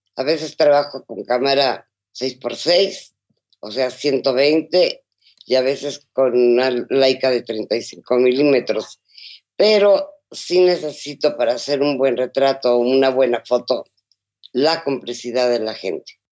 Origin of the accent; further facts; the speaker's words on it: Mexico; muchas de las costumbres que hay en México